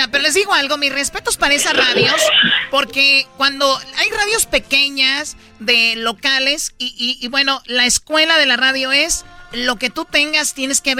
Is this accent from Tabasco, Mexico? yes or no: no; Jiquilpan, Michoacán, Mexico; moved away; ahí trabaja mucho de mi pueblo, de Jiquilpa, Michoacán, ahí en LAX.